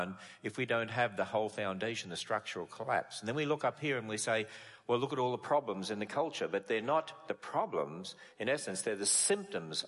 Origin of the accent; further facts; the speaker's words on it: Australia; moved away as an adult; now in United States; I come originally from Australia, and we speak English.